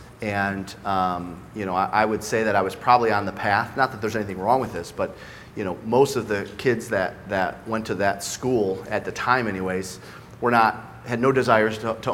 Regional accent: Michigan, United States; also born or lived in Westland, Michigan / Livonia, Michigan / Belleville, Michigan / Novi, Michigan; I started in a town called Westland, Michigan. Then I went to elementary school in Livonia, Michigan. I went to middle school in a town called Belleville, Michigan, and graduated from Novi High School.

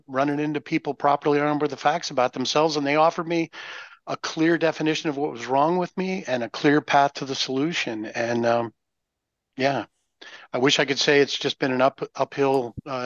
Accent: Nova Scotia, Canada; I'm from Mayberry, which has been established. It's Mayberry. The area is Nova Scotia. We're way up in the Great White North.

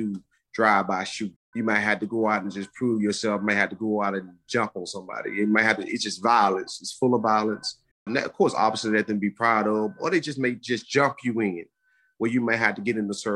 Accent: Birmingham, Alabama, United States; I grew up in Birmingham, Alabama, pretty much a single parent household.

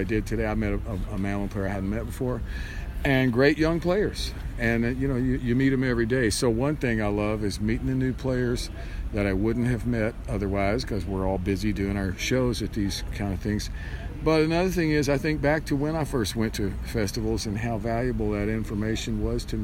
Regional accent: Bowling Green, Kentucky, United States; now in Nashville, United States; I'm from Bowling Green, Kentucky originally, so I grew up on Highway 231 headed towards Owensboro out of Bowling Green.

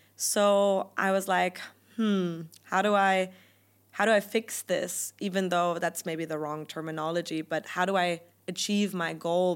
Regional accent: Germany; first language German; English is a second language; moved away as an adult; also born or lived in United Kingdom; my native language is German

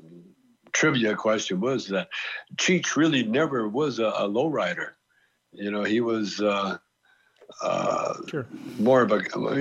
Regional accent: Canada; moved away; I'm Canadian

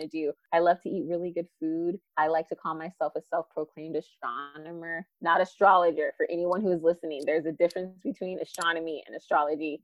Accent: Phoenix, Arizona, United States; I'm from Phoenix, Arizona, born and raised here, specifically in South Phoenix.

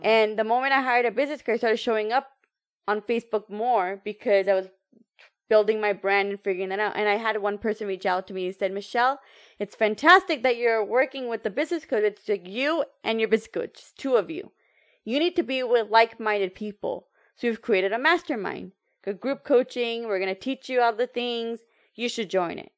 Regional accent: United States; I know I'm American

